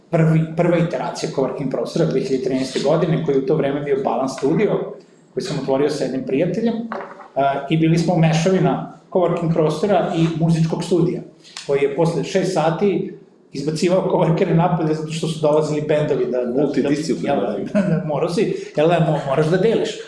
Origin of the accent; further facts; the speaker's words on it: northern Serbia, Serbia; kod nas u Srbiji, posebno kod nas na severu